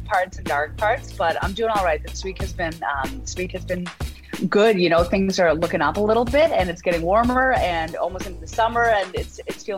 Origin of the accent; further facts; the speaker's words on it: Halifax, Nova Scotia, Canada; moved away as an adult; now in Toronto, Canada; I grew up in Halifax, Nova Scotia